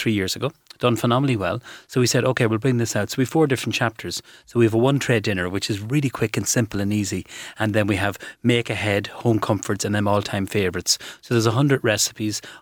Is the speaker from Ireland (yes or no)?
yes; Ireland; we're from Calf